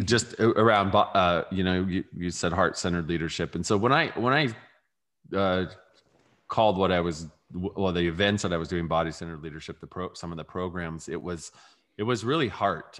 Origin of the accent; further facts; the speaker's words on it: California, United States; I grew up in California